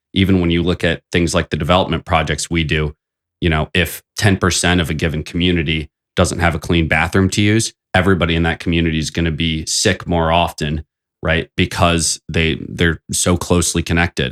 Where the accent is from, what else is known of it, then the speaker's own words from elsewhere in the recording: South Bend, Indiana, United States; I thought South Bend was a wonderful place to grow up